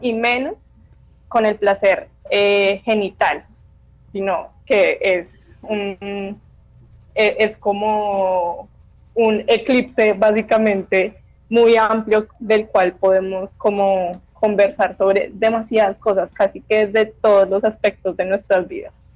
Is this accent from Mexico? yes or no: no; Bogotá, Colombia; Yo finalmente soy una mujer bogotana